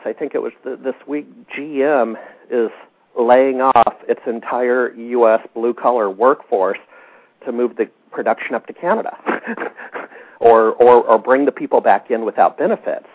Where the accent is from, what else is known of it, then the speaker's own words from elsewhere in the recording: Alaska, United States; moved away as an adult; also born or lived in Seattle; I grew up in Alaska